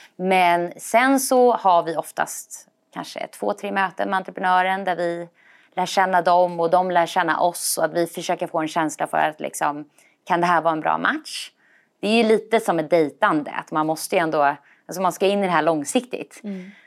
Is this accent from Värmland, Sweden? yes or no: no; Stockholm, Stockholm County, Sweden; also born or lived in Copenhagen, Denmark; Jag är från Stockholm från början. Eh, och, eh, så jag är uppvuxen här.